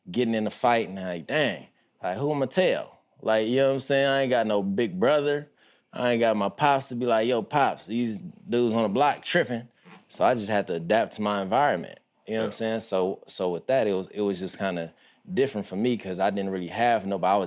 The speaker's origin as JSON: {"language": "English", "town": "Compton", "region": "California", "country": "United States", "tie": "born or raised there", "said": "I witnessed the … … era. And I grew up on Harris. So all the way south of Harris is Kelly Park."}